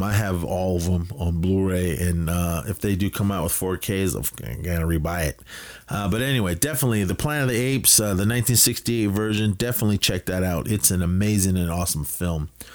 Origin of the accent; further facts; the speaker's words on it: Oakland, California, United States; I'm a kid from the Bay Area, uh, Oakland represent